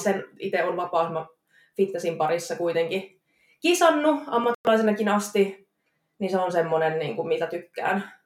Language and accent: Finnish; Jyväskylä, Central Finland, Finland; accent: Jyväskylä dialect; moved away as an adult; now in Tampere, Finland; Tampereella asustelen nykyään, Jyväskylästä on kotoisin